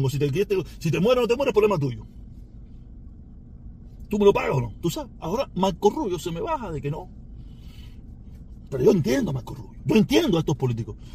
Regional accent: Havana, Cuba; De La Habana y de Vedado, no soy maternidad de línea, olvídate de eso. No es mi culpa. Soy habanero. Nací en La Habana.

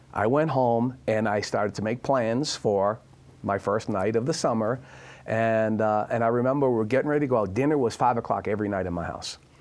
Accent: Boston, Massachusetts, United States; I'm from Boston

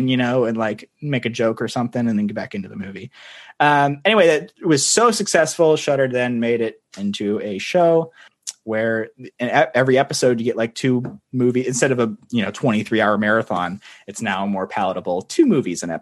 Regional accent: Kansas City, United States; I was born in Kansas City

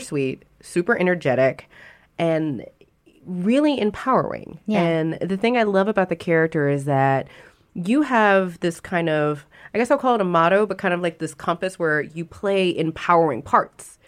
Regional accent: Baton Rouge, Louisiana, United States; moved away; I started off wanting to do acting back in Baton Rouge, Louisiana

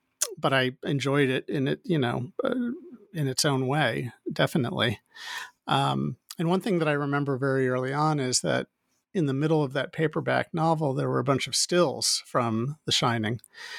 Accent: Midwest, United States; moved away as an adult; now in California, United States; I grew up in the Midwest in the United States and came out to California to go to film school and worked in the film industry for several years before I ultimately moved up to the San Francisco Bay Area to work at Pixar back in 1994

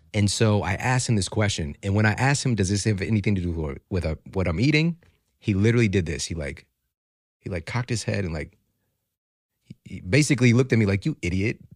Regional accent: Ferguson, Missouri, United States; also born or lived in St. Louis; I'm from Ferguson, Missouri

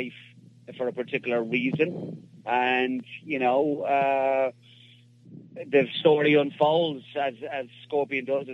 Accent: Dublin, Leinster, Ireland; I'm Irish. You know, I was born and raised in Dublin in Ireland

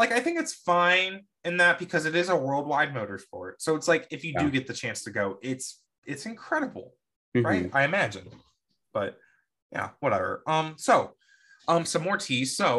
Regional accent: United States; I'm speaking as an American though.

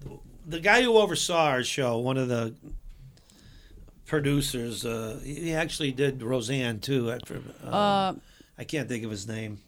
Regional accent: Chicago, Illinois, United States; now in Los Angeles, United States; I was from Chicago.

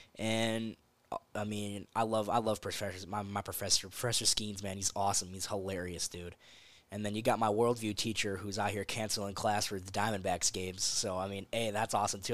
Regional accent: Florence, Arizona, United States; I'm proud of where I come from. So, you know, anytime someone asks, like, "Oh, yeah, I'm from Florence, Arizona,"

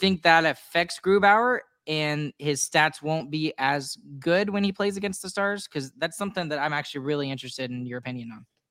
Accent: Texas, United States; I'm from Texas

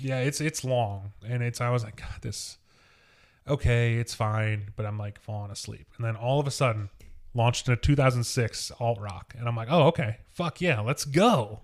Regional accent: Wilmington, Ohio, United States; I'm from Wilmington

